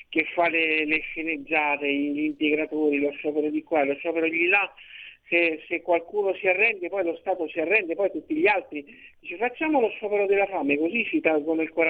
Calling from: Rome, Lazio, Italy; Pronto, sono da Roma.

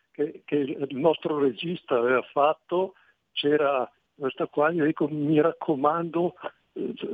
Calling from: Parre, Lombardy, Italy; also born or lived in Lecco; Sono, sono … da Parre Bergamo. Benvenuto. E io ho vissuto a Lecco per più di 30 anni

